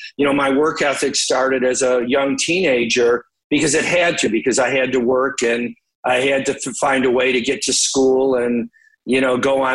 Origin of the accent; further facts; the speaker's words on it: Detroit, Michigan, United States; I grew up in Detroit, really, you know, in the 70s